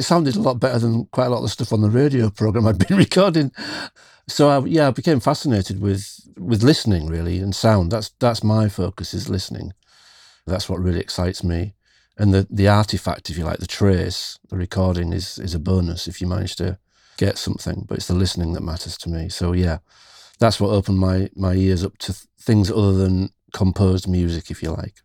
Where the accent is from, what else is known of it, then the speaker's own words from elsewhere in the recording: near Hull, Yorkshire and the Humber, United Kingdom; In East Yorkshire, where I still live in the U K.